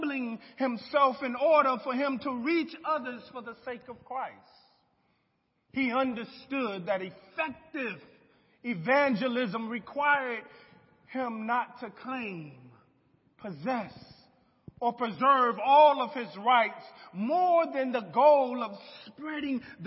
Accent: United States; I love being an American

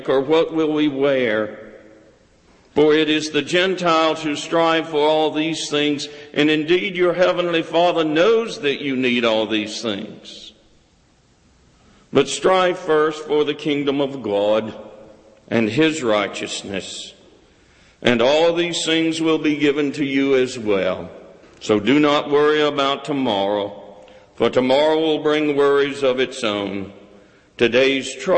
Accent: South Carolina, United States; I grew up in South Carolina, and when it snowed, we never went to school where I grew up

